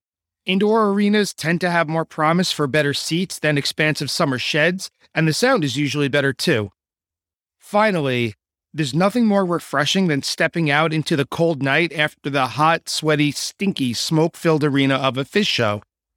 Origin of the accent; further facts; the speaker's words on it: New York, United States; also born or lived in Long Island; I'm from New York